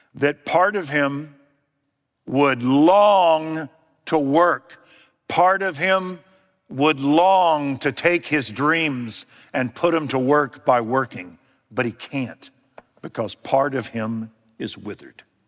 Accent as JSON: {"language": "English", "country": "United States"}